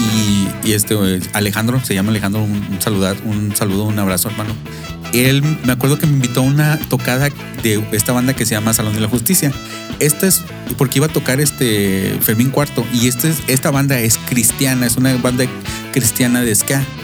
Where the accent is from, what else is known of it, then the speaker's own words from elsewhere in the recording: Monterrey, Nuevo León, Mexico; yo vengo de una zona, eh, metropolitana de, de Nuevo León que se llama en, en el estado, en la ciudad de Monterrey, para ser más exactos, al noreste de México